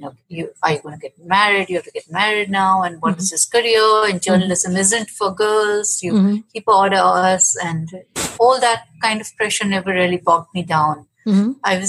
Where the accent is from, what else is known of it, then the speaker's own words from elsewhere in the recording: Mumbai, Maharashtra, India; I grew up in Mumbai, which was then Bombay